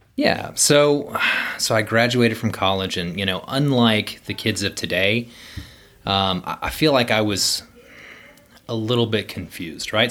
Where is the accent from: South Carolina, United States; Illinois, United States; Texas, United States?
Texas, United States; Houston; moved away as an adult; also born or lived in Denver / Midland; so I grew up in Houston, um, originally from a, a small town in Central Texas, but, um, yeah, for the most part, I, I lived in South Houston